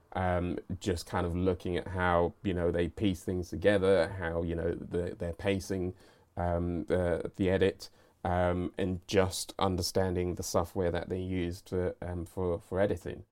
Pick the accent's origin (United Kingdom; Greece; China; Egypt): United Kingdom; regard myself as British